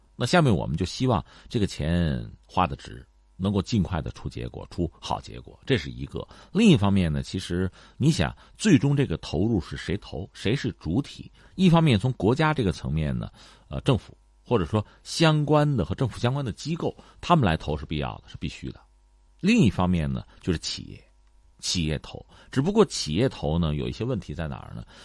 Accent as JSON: {"language": "Chinese", "country": "China", "said": "我们中国人应该说是口味比较重，眼界比较高"}